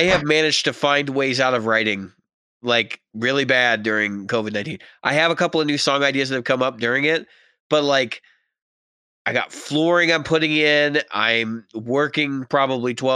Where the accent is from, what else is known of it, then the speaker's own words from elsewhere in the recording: United States; We're all Americans. I would assume that we're all from the United States.